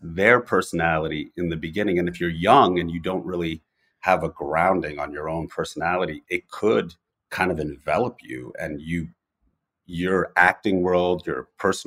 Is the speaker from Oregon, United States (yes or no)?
no; New York, United States; I was in New York, so I'm born and raised in New York